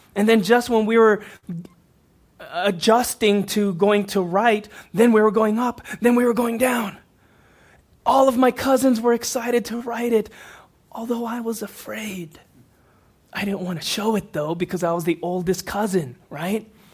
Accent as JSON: {"language": "English", "town": "Houston", "region": "Texas", "country": "United States", "tie": "born or raised there", "said": "I grew up in Houston, Texas, neighboring cities."}